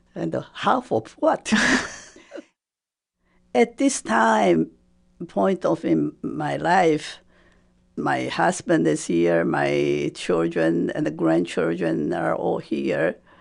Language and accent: English; Taipei, Taiwan; first language Japanese; English is a second language; moved away as an adult; also born or lived in Bloomington / Western New England; now in United States; When I was growing up, Taiwan was under Japanese occupation.